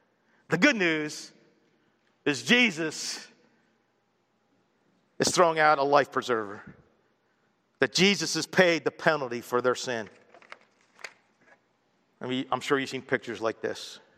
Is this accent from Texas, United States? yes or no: no; Baltimore, Maryland, United States; born there; Well, I was born in Baltimore in February 4th, 1960.